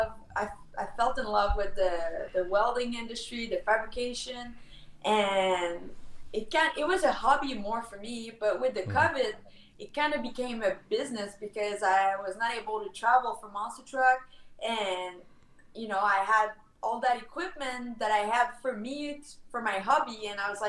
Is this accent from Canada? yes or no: yes; Canada; accent: French; English is a second language; with my French accent kind of represent the French part of Canada